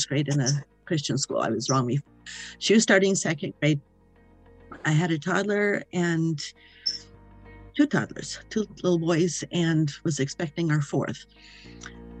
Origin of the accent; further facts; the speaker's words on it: the Midwestern states, United States; moved away as an adult; now in Maine, United States; I was raised in the Midwestern states